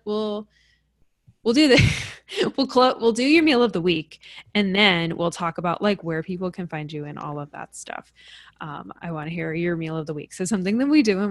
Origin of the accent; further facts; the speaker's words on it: New York, United States; I'm from New York